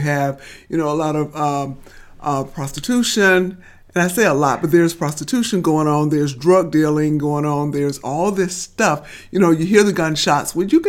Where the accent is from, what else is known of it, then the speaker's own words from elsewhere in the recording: Titusville, Florida, United States; But so I grew up on the North Titusville side, on the side that where there's Memorial Park.